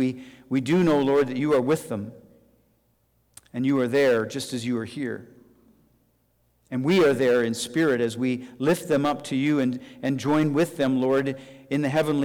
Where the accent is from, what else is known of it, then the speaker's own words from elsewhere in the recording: Regina, Saskatchewan, Canada; moved away; I grew up in Regina, Saskatchewan